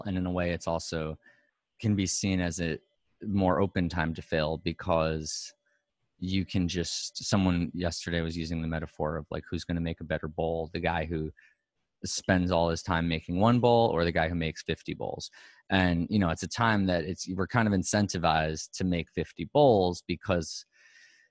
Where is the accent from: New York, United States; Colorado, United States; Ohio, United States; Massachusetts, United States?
New York, United States; New York City; Like, I'm a Manhattan kid. I'm first generation Manhattan, fourth generation Bensonhurst, Bay Ridge.